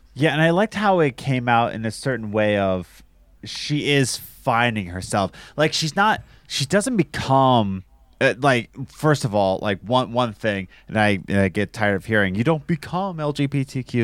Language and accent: English; United States; I'm American